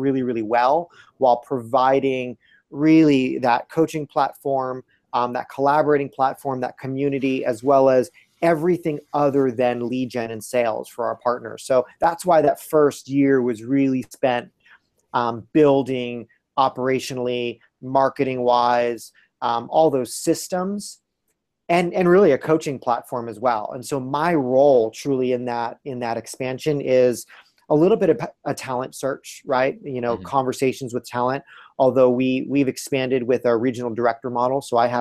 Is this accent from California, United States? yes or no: no; New York, United States; moved away as an adult; now in Portland, United States; I was born and raised in New York, but came out to the West Coast about 13, 14, maybe 15 years ago